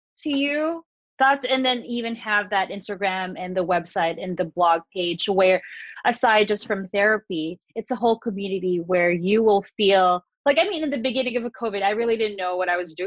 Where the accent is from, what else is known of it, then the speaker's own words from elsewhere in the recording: Philippines; moved away; growing up in the Philippines